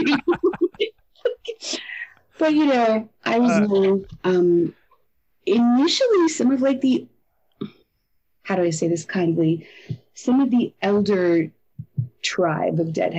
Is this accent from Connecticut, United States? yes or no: yes; Connecticut, United States; I grew up in Connecticut